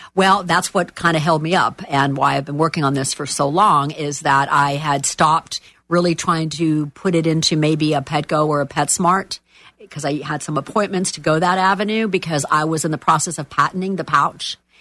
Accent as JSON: {"language": "English", "town": "Miami", "region": "Florida", "country": "United States", "moved": "as an adult", "lives_now": "Orlando, United States", "said": "I am from Miami"}